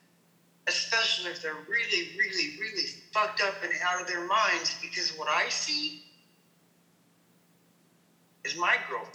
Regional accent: Colorado, United States; now in Portland, United States; I'm from Colorado.

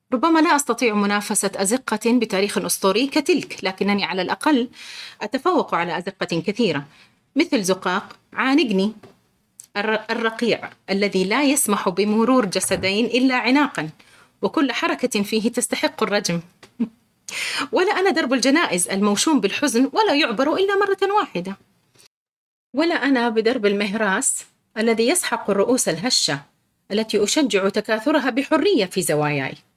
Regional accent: Riyadh, Riyadh Province, Saudi Arabia; انا مولوده بالرياض

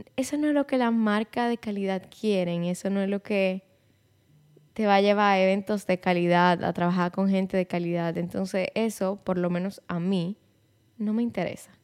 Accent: Santiago de los Caballeros, Santiago, Dominican Republic; Mi familia es de Santiago, yo soy de Santiago, mi vida entera yo he vivido en Santiago

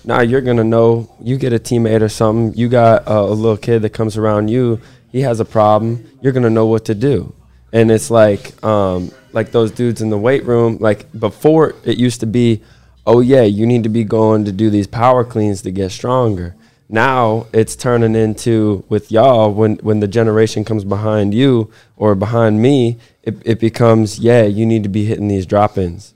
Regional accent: United States; moved away; some, uh, university that's, it's called Saint Ambrose that's, that's near my hometown

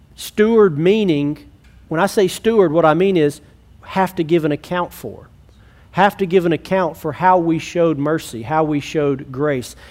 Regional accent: Alexandria, United States; I grew up in Alexandria, but I'm not in Alexandria because I love Alexandria

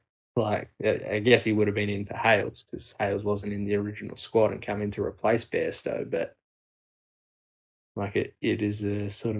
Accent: Australia; As an Australian

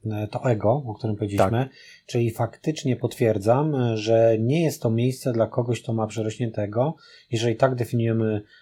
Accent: Poznań, Greater Poland, Poland; jesteśmy z Poznania i, e, i oczywiście moje serce jest przy Lechu

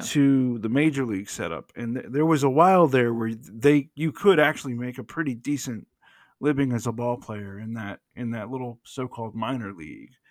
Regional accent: United States; I'm coming from an, an, a perspective as an American

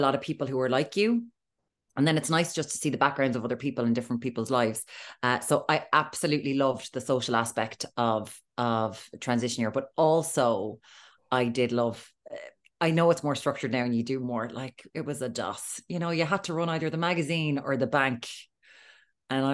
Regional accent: Limerick, Munster, Ireland; I am from Dora Doyle in Limerick.

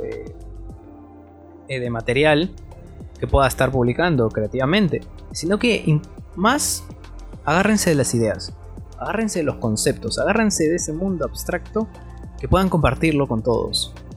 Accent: Peru; en mi país, Perú

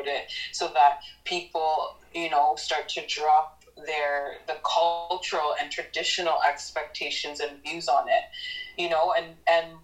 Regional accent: Newmarket, Ontario, Canada; I grew up in Newmarket, Ontario

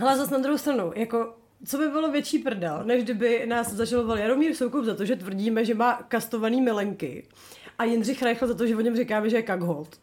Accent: Bohemia, Czechia; my jsme skromné dívky z Čech

